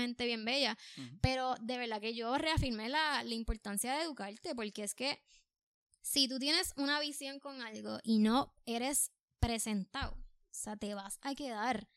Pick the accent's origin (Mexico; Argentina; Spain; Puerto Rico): Puerto Rico; es mi primera vez en Nueva York, soy de Puerto Rico